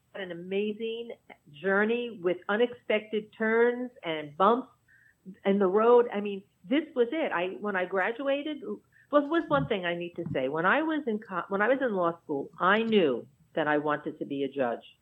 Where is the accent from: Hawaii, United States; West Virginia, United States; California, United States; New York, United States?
New York, United States; New York City; mostly I was in Dyker Heights, which is really a small pocket in between Bensonhurst and and Bay Ridge.